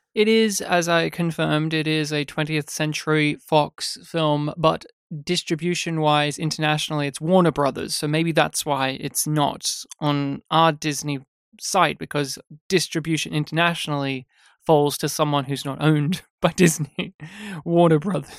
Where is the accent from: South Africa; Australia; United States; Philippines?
Australia; me having grown up as an Australian